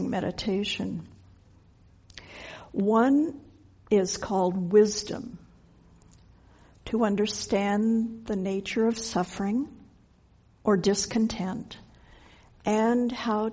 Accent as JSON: {"language": "English", "town": "Denver", "region": "Colorado", "country": "United States", "tie": "born or raised there", "said": "I grew up in Denver"}